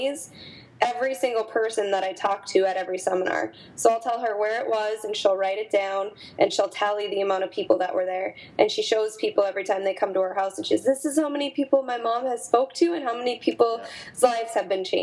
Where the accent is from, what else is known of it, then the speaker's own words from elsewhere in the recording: North Dakota, United States; moved away as an adult; also born or lived in Minneapolis; my hometown in North Dakota